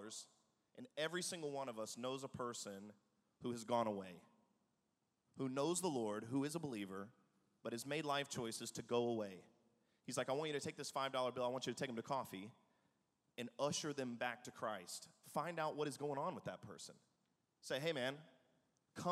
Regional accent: the South, United States; moved away; also born or lived in Manhattan, New York / Atlanta; I grew up in the South

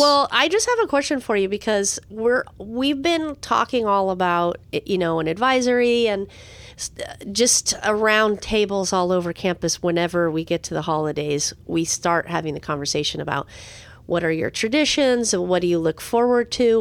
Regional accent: San Diego, California, United States; When I was young, growing up in San Diego

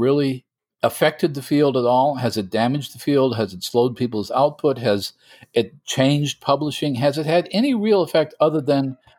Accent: United States; Speaking as an American

